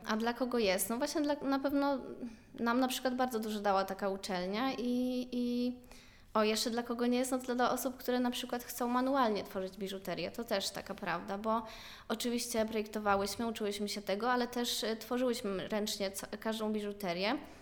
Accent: Rzeszów, Subcarpathian Voivodeship, Poland; moved away as an adult; now in Łódź, Poland; ja pochodzę z Rzeszowa

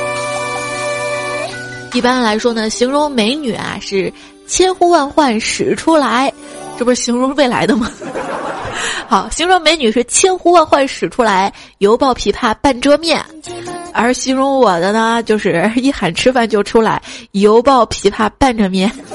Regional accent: China; 我们中国人

